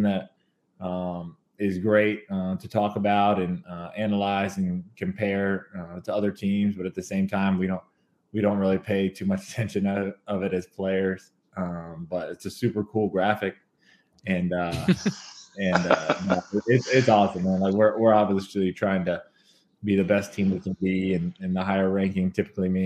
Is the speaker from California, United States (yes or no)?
no; Kentucky, United States; I'm from Kentucky